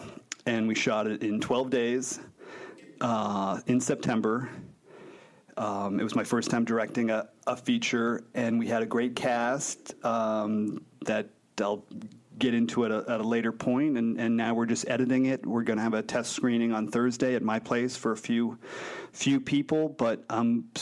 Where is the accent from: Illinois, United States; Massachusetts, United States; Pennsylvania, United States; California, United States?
Massachusetts, United States; Boston; also born or lived in Florida; now in Los Angeles, United States; I'm from Boston. I also lived in Florida. Try and keep the Florida on the DL. but, yeah, mostly from Boston. But I've been here forever. I've been here since 2000.